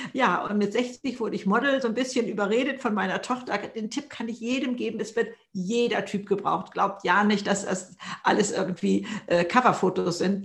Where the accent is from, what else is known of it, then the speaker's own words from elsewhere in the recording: Hamburg, Germany; ich komme aus Hamburg hier im Norden